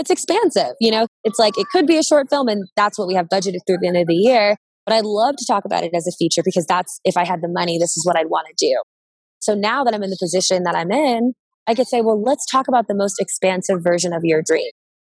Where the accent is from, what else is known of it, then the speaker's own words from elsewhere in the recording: Cincinnati, Ohio, United States; I'm from Cincinnati, Ohio